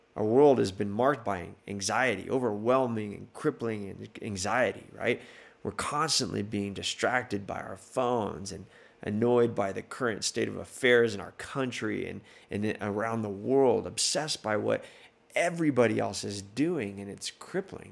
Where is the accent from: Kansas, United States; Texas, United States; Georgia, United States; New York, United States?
Texas, United States; El Paso; moved away; I grew up in El Paso, Texas